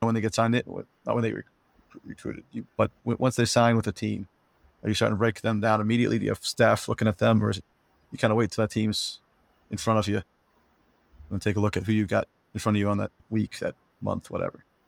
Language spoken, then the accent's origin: English; New Jersey, United States; growing up in New Jersey